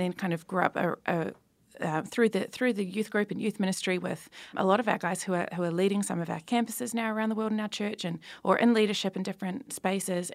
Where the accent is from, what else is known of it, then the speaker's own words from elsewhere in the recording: New Zealand; I'm from New Zealand